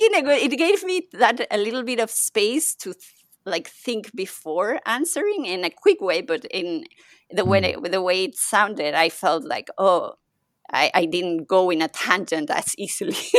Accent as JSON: {"language": "English", "country": "Mexico", "first_language": "Spanish", "second_language": "English", "moved": "yes", "lives_now": "Paris, France", "said": "I'm I'm originally think- from Mexico, so my first language is Spanish"}